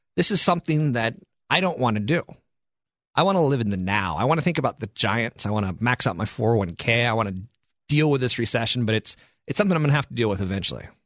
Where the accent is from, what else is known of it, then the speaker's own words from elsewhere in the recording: East Coast, United States; also born or lived in San Carlos, California; now in San Francisco, United States; I'm from the East Coast originally